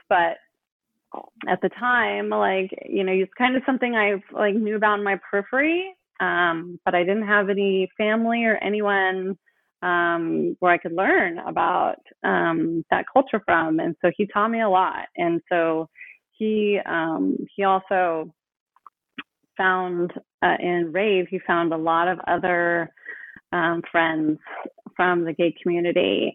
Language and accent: English; Oakland, California, United States; I grew up in Oakland